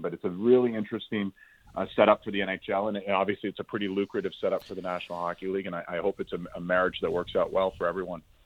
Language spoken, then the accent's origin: English; Toronto, Ontario, Canada; also born or lived in Montreal; I grew up in Toronto, so when I went to McGill, I was I was a Leaf fan as a kid growing up